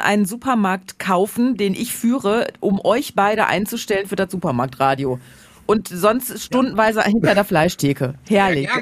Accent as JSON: {"language": "German", "area": "Ruhr area and Münsterland", "region": "North Rhine-Westphalia", "country": "Germany", "tie": "born or raised there", "said": "Also ich bin halb im Ruhrgebiet, halb im Münsterland aufgewachsen"}